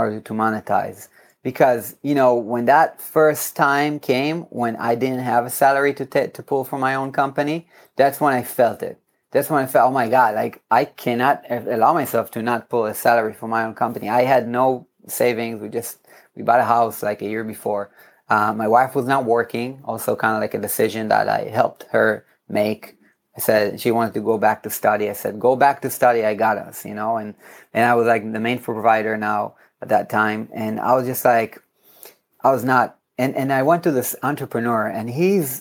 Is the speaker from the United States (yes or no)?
no; Herzliya, Tel Aviv District, Israel; In my hometown in Herzliya